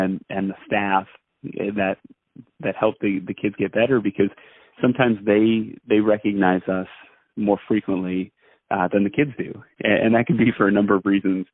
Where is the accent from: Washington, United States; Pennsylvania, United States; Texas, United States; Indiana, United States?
Pennsylvania, United States; Allentown; I'm in Allentown. That's my hometown